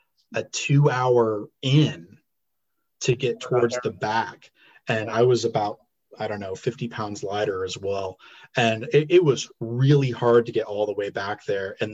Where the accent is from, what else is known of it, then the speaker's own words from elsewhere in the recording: Neosho, Missouri, United States; also born or lived in Joplin, Missouri / Springfield, Missouri; I grew up in Newton County. Yeah, that's right. I was born in Joplin.